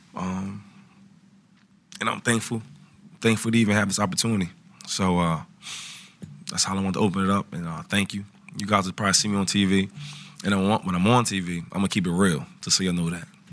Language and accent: English; Harrisburg, Pennsylvania, United States; also born or lived in Philadelphia; growing up in Harrisburg